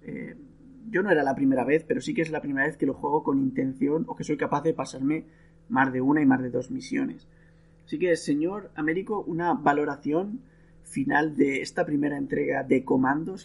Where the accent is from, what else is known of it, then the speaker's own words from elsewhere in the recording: Spain; now in Italy; yo soy español, el país donde mejor se come del mundo, y vivo en Italia